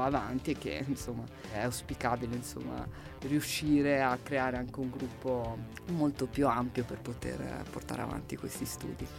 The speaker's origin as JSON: {"language": "Italian", "town": "Livorno", "region": "Tuscany", "country": "Italy", "tie": "born or raised there", "said": "io vengo dal Livorno, c'è una tradizione della pallacanestro, c'erano due squadre quando ero giovane"}